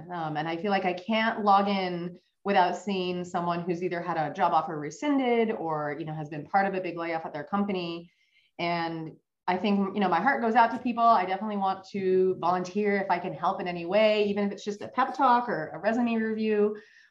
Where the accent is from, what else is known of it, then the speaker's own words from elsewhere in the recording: Seattle, Washington, United States; in Seattle, because it's my hometown